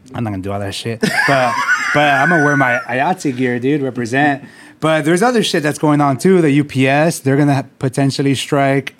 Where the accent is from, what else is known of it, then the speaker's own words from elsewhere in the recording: San Diego, California, United States; I grew up here in City Heights